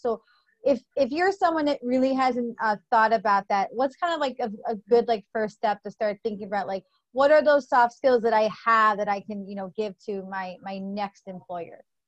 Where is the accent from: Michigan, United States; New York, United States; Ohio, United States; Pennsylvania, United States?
New York, United States; I grew up in New York on good pizza